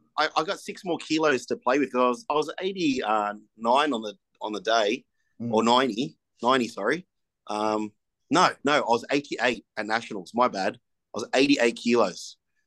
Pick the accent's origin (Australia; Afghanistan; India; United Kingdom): Australia; Sydney, New South Wales; I'm just from Sydney.